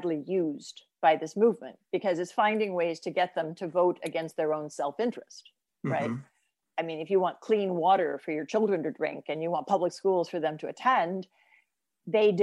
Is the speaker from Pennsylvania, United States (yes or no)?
no; Oklahoma, United States; I'm from Oklahoma